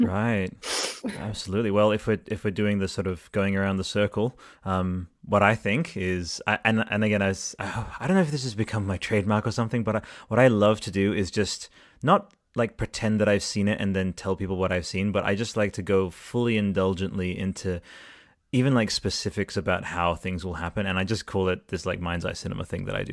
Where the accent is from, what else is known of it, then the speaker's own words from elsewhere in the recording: Italy; moved away; I was, uh, growing up in Italy at the time, and I'm, I'm bilingual Italian